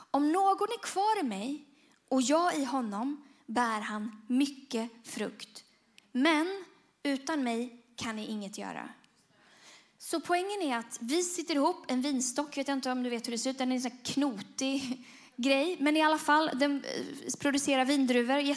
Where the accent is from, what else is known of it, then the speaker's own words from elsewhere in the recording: Bujumbura, Bujumbura Mairie, Burundi; men jag växte upp i Burundi och då, i Bujumbura och då ja, fick vi åka till en pläd, trädplantering.